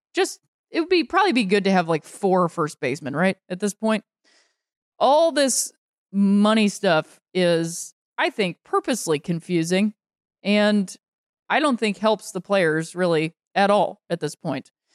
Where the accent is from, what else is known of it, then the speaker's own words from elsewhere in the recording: northeastern Ohio, United States; being raised in, uh, northeastern Ohio